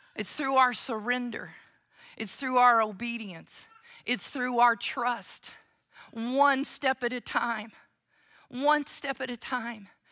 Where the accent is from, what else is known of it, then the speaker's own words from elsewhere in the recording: Oklahoma, United States; moved away; When I go to Oklahoma, now I understand that my accent never fully goes away. But when I go to Oklahoma, it's like I drive over that line, I go into my parents' home